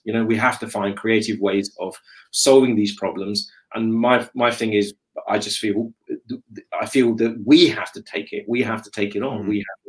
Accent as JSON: {"language": "English", "country": "Pakistan", "said": "I'm a Pakistani, and we don't eat olives."}